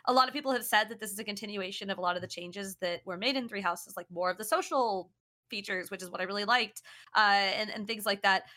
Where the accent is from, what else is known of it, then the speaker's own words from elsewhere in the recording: Kansas, United States; moved away as an adult; now in San Francisco Bay Area, United States; I'm from Kansas